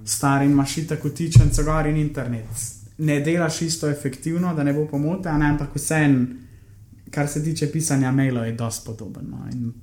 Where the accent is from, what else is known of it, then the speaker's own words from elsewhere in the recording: Slovenia; sem iz Slovenije